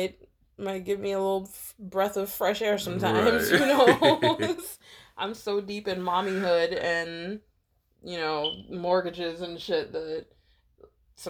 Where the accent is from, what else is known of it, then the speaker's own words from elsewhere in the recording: United States; I'm American